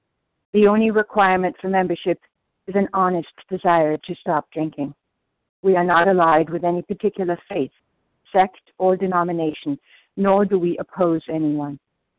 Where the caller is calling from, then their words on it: New Jersey, United States; in New Jersey.